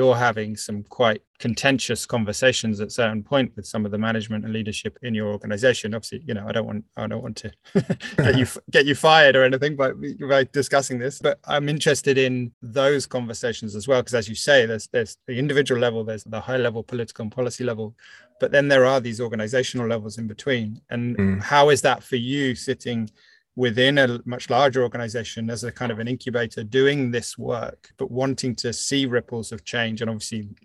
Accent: United Kingdom; now in France; I'm British, but live in France

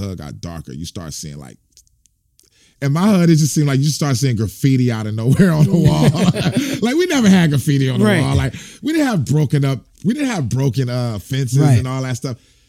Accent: Fresno, California, United States; I grew up in Fresno

